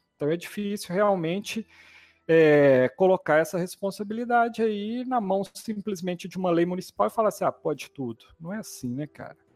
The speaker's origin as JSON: {"language": "Portuguese", "town": "Sete Lagoas", "region": "Minas Gerais", "country": "Brazil", "tie": "born or raised there", "also_born_or_lived": "Viçosa / Espírito Santo", "moved": "as an adult", "said": "eu sou daqui da região, fui criado em Sete Lagoas"}